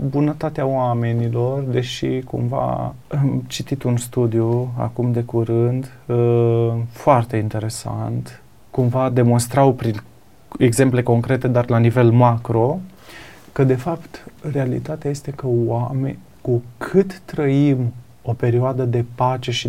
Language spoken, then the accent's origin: Romanian; Sibiu, Sibiu County, Romania; Da, eu sunt de la Sibiu, mi îmi place mâncarea.